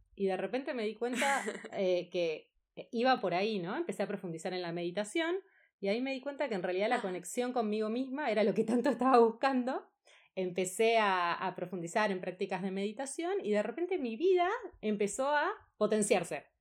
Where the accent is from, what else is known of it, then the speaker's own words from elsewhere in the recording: Buenos Aires, Argentina; also born or lived in Spain; Soy de Argentina, de Buenos Aires.